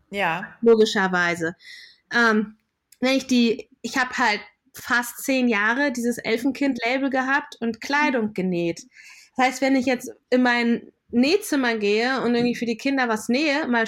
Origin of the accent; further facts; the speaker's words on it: Lower Saxony, Germany; born there; Also ich bin in Deutschland geboren, in Niedersachsen. Da wachsen viele Knollengemüse.